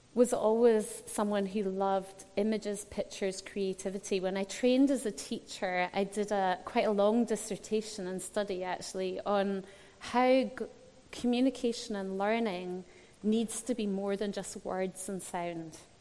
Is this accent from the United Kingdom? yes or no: yes; Scotland, United Kingdom; I was brought up in Scotland